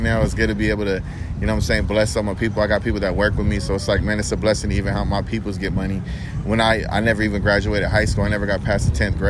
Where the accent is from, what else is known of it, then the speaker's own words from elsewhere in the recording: Long Beach, California, United States; being from Long Beach, growing up on the East Side